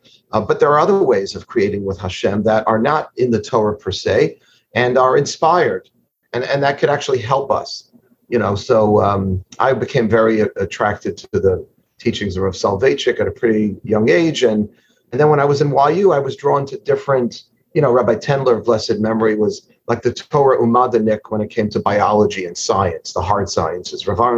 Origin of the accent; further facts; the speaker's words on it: New York City, New York, United States; So I am a Queens boy. I'm from Forest Hills, Queens, and I was raised, I would say, poster child, Yeshiva University, modern Orthodox background, and big family of lawyers.